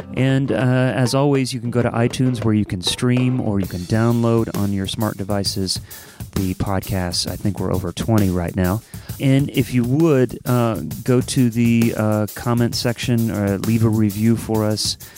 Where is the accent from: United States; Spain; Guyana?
United States; Columbus, Ohio; we're both from Columbus